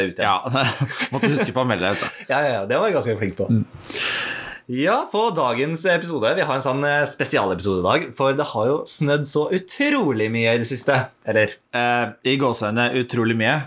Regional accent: Norway; Vi bor i Norge, vi er nordmenn

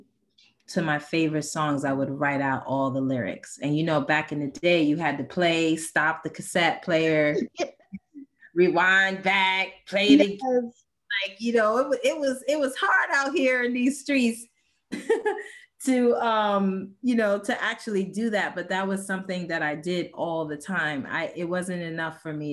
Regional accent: New York City, New York, United States; moved away as an adult; now in Wilmington, United States; not my hometown, because I grew up in the Bronx in New York, but I have the town that I claim because I moved here when I was 21

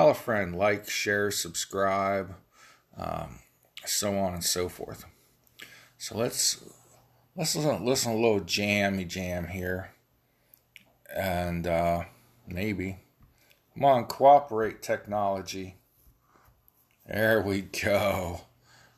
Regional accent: Ohio Valley, United States; accent: Ohio Valley; I'm from the Ohio Valley. I have a hard time pronouncing things.

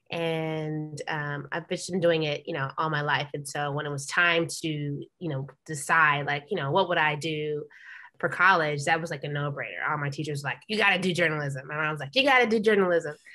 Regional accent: New York, United States; moved away as an adult; now in Los Angeles, United States; I'm from New York originally. So I moved back home

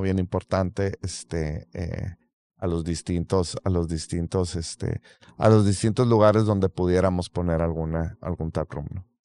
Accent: Mexico; mexicanos que sabemos hacer muy buena cerveza

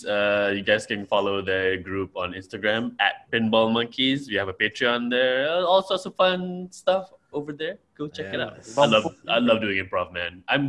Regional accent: Malaysia; I am from Malaysia.

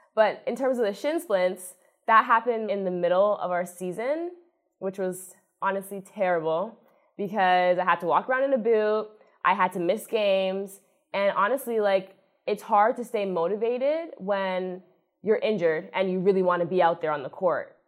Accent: Toronto, Ontario, Canada; moved away as an adult; now in Buffalo, United States; I'm from Toronto, Ontario, Canada, which is not too far away

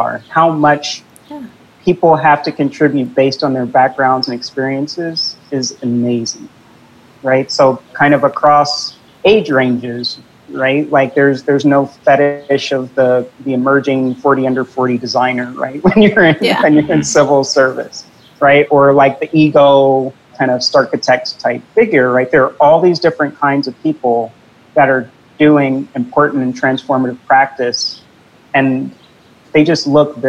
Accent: Indianapolis, Indiana, United States; now in New York City, United States; I'm from Indianapolis, as I mentioned earlier, and so the neighborhood I grew up had a lot of the issues

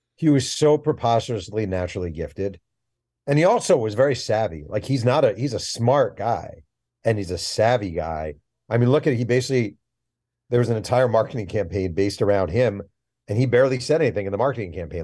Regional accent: Mahopac, New York, United States; I grew up in Mayo Pack

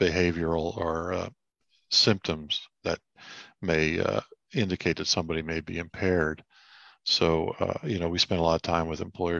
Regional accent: Shoemakersville, Pennsylvania, United States; also born or lived in Maiden Creek Township, Pennsylvania / Reading, Pennsylvania; I was born in St. Joseph's Hospital back in the days when the dinosaurs roamed, that part of Reading. I grew up in Perry Township, Shoemakersville. Okay. I lived there till I was 13, and then my family moved to northwestern Pennsylvania

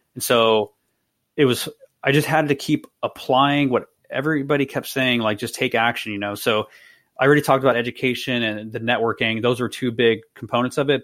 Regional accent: East Bay, California, United States; now in San Jose, United States; I'm originally from the East Bay

